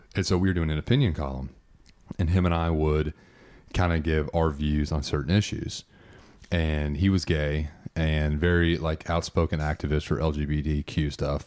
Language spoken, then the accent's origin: English; United States; as an American